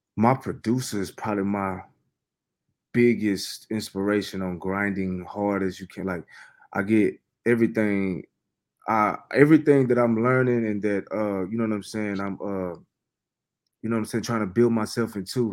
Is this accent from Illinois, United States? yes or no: no; Fort Worth, Texas, United States; I'm from Fort Worth, Texas